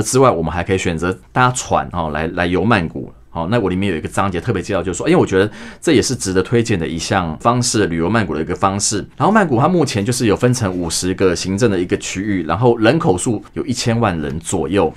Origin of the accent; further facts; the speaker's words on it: Taiwan; 我们台湾人就比较热情